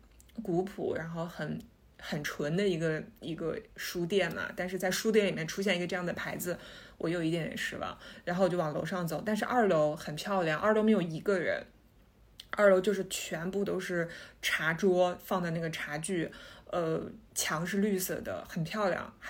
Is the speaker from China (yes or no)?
yes; China; 作为中国人，